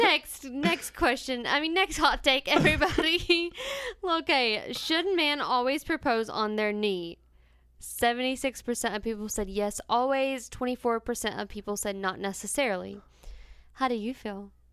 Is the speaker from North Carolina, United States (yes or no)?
yes; North Carolina, United States; we're metro-, politan in North Carolina too